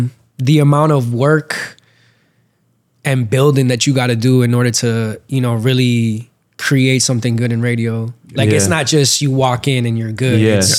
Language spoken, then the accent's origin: English; Providence, Rhode Island, United States; now in Miami, United States; I'm from Rhode Island